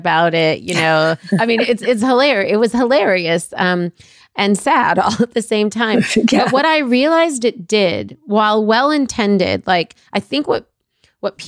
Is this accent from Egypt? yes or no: yes; Egypt; now in United States; I'm a person that was born out of this country. I was born in Egypt.